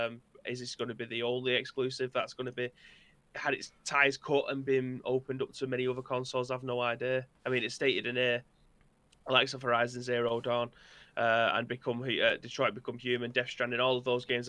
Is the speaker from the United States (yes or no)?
no; United Kingdom; I'm British